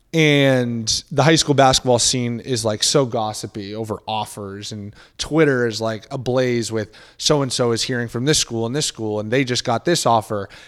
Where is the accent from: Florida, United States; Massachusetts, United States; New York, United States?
Massachusetts, United States; Boston; I grew up in the Boston area